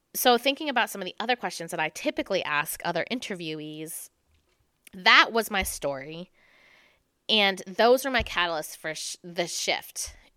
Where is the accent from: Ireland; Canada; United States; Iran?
United States; New Jersey; moved away as an adult; also born or lived in New York City; growing up in New Jersey